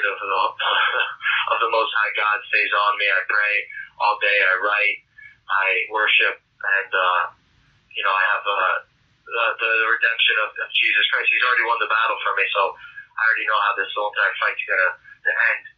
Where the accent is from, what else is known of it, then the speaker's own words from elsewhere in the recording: New York, United States; I'm from New York